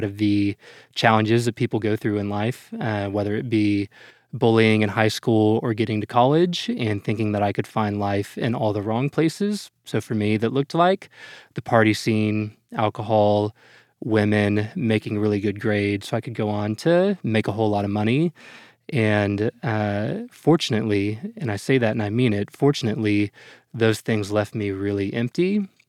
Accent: Dallas, Texas, United States; I'm about as from Dallas as you can get, born and raised here, Presbyterian Hospital, and never quite left

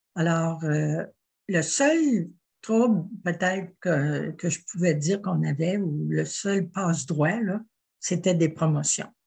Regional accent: Quebec City, Quebec, Canada; also born or lived in Ottawa / Le Bic, Quebec; j'ai grandi à Québec et ah. j'ai continué ma jeunesse à Québec

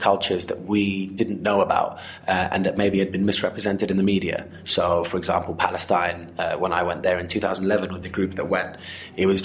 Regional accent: Zimbabwe; I grew up in Zimbabwe playing football with limited rules and limited equipment

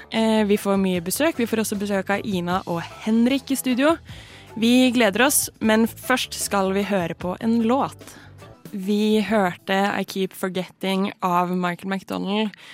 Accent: Stavanger, Rogaland, Norway; moved away; jeg er fra Stavanger

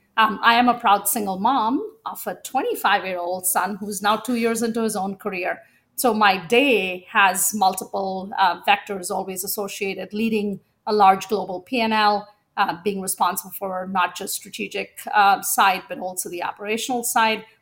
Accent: India; moved away; I was born in India, at a time when having a second daughter was not seen as broadly desired

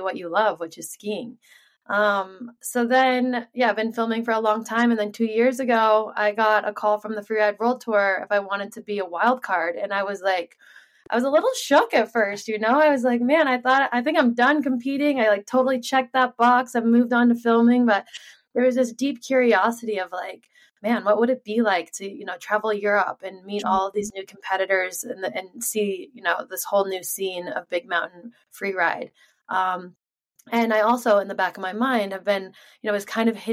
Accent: Sun Valley, Idaho, United States; I was born and raised here in Sun Valley, Idaho, and was on skis at the age of 2

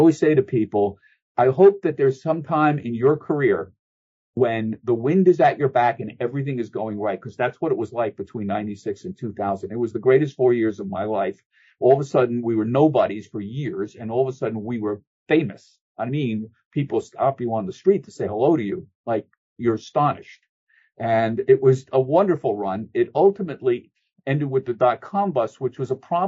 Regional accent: Bucks County, Pennsylvania, United States; also born or lived in Bronx, New York; I was born in the Bronx, but I grew up in Bucks County, Pennsylvania, north of Philadelphia

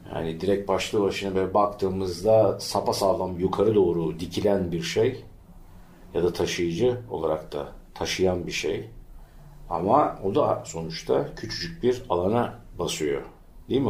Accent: İzmir, Turkey; Bostanlı Deresi'nin yanında doğdum, büyüdüm

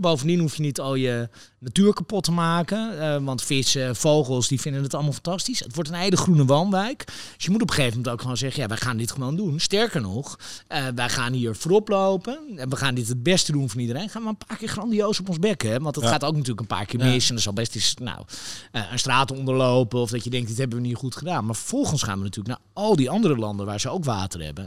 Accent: Netherlands; wij als Nederlanders

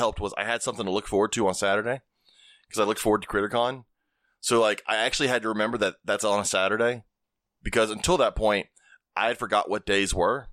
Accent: Alabama, United States; moved away; I was originally from Alabama

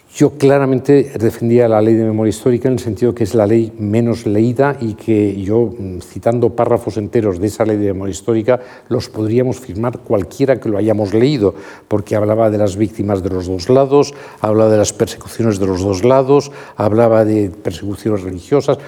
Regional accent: Madrid, Community of Madrid, Spain; mis padres han nacido en Madrid y yo he nacido en Madrid

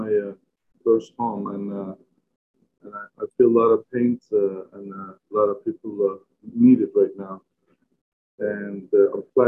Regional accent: Turkey; moved away as an adult; now in United States; It doesn't matter how long I live here, that's my birthplace

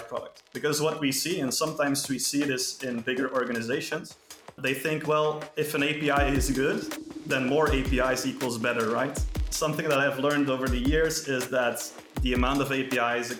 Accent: Belgium; I'm from Belgium.

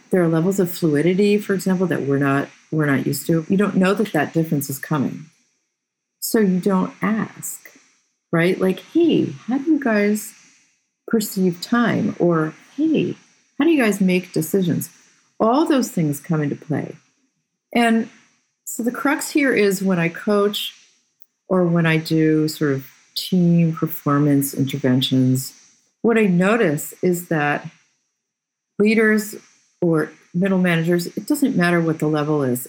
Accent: Boston, Massachusetts, United States; moved away as an adult; also born or lived in Slovakia; now in West Coast, United States; I come from the Boston area

